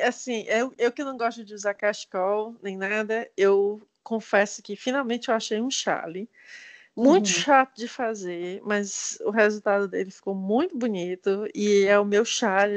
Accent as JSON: {"language": "Portuguese", "region": "Ceará", "country": "Brazil", "moved": "yes", "lives_now": "Canada", "said": "sou cearense"}